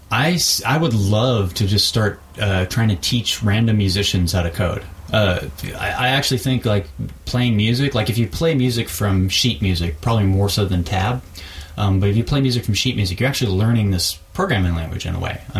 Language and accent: English; Texas, United States; born there; I'm sort of from Texas. I was born there. I you know traveled around a lot